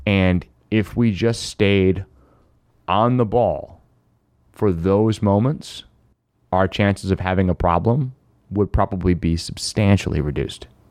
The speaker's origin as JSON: {"language": "English", "area": "Finger Lakes", "region": "New York", "country": "United States", "tie": "born or raised there", "said": "I grew up in the Finger Lakes"}